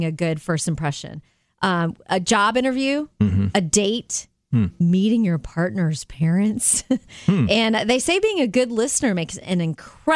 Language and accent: English; Jupiter, Florida, United States; moved away; my hometown of Jupiter, Florida